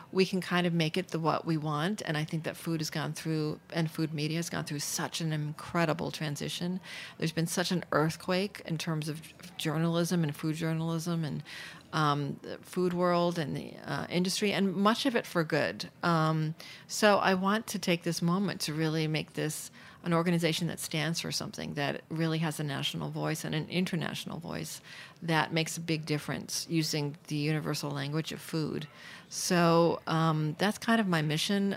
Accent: New York City, New York, United States; also born or lived in London; I grew up in Manhattan

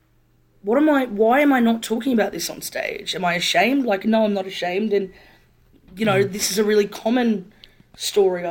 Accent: Brisbane, Queensland, Australia; I grew up in Brisbane.

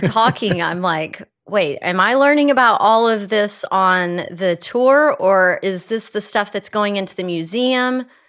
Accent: Texas, United States; moved away; having a very different perspective of life growing up in Texas

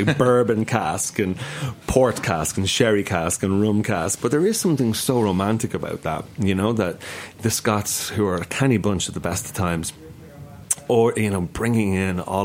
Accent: Ireland; now in New York City, United States; I grew up in Ireland

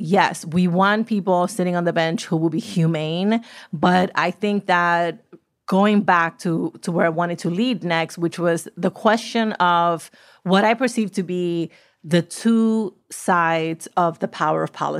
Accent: New York City, New York, United States; I grew up in the South Bronx in the 80s and 90s in New York City

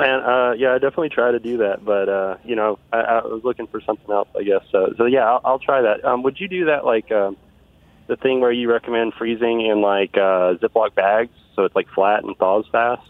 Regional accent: Little Rock, Arkansas, United States; I'm from Little Rock, Arkansas

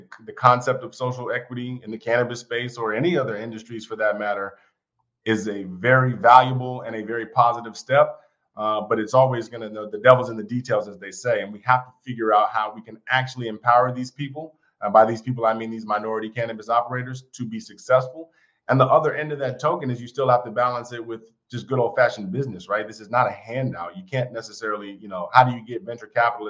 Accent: Silver Spring, Maryland, United States; also born or lived in New York / Atlanta, Georgia / Washington, D.C.; I grew up outside of D.C., born in New York, but kind of raised in Silver Spring, Maryland

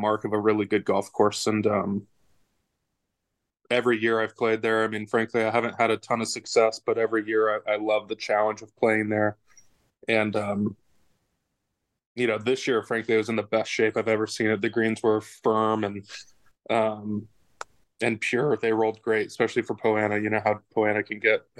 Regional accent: Orange County, California, United States; I grew up in Orange County, just an hour away

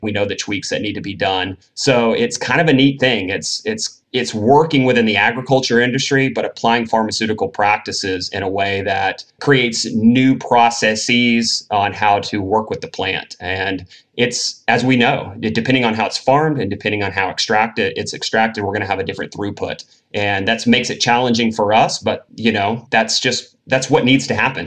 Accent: Tennessee, United States; moved away as an adult; also born or lived in Northern California; Born and raised in Tennessee, uh, not a very cannabis friendly state.

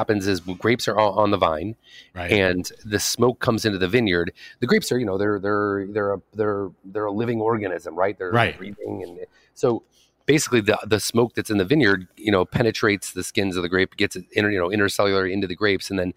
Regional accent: East Coast, United States; moved away as an adult; now in Sonoma County, United States; I grew up on the East Coast my whole life

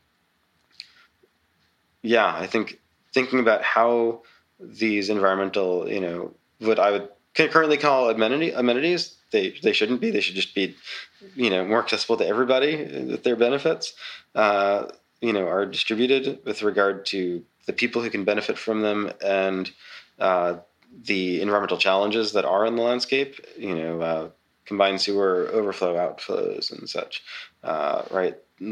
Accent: New York City, New York, United States; moved away as an adult; also born or lived in Texas / Oklahoma; I'm from Staten Island originally

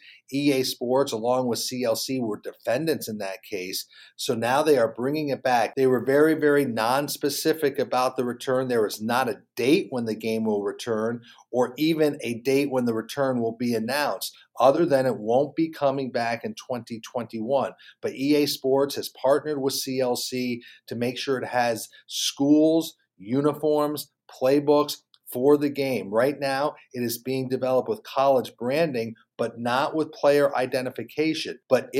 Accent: Charlotte, North Carolina, United States; here in my hometown of Charlotte, North Carolina.

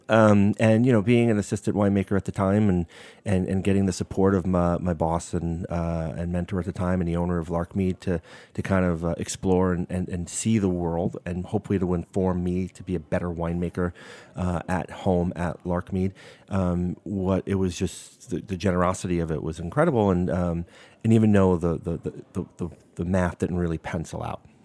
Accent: New York City, New York, United States; moved away as an adult; now in Napa Valley, United States; growing up in Brooklyn

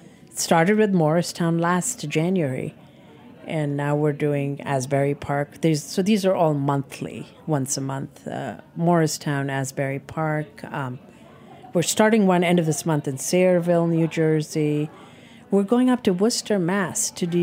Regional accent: India; You know, I'm Indian. But that, it changes day to day, but that feeling stays, you know, that I am Indian.

